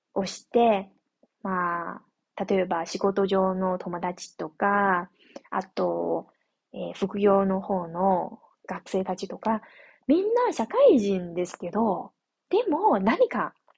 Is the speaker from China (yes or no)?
yes; northern China, China; Japanese is a second language; now in southern China, China; 私のふるさとは中国の北の方なので